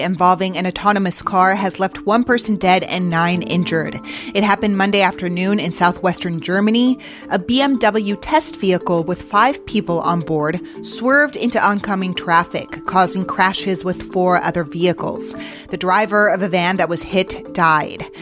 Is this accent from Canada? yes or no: no; Mexico City, Mexico; now in United States; I'm from Mexico City and I still have family and friends there